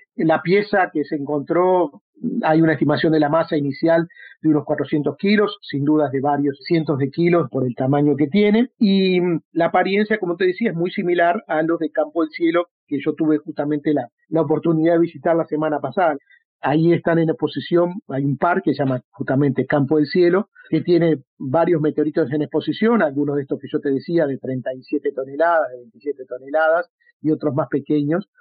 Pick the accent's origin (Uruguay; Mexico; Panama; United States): Uruguay; aquí en el Uruguay